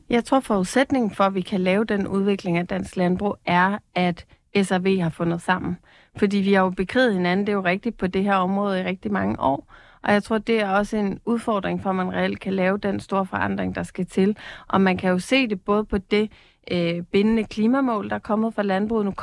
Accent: Capital Region of Denmark, Denmark; Og jeg er selv fra Bornholm, hvor vi har været en fiskeriø uden lige

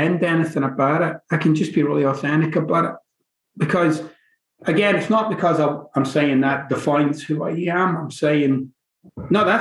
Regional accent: Glasgow, Scotland, United Kingdom; moved away; I'm from the East End of Glasgow

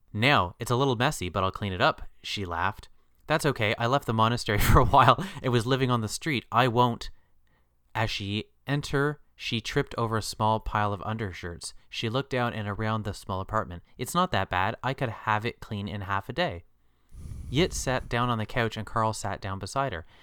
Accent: Canada; our country's populated

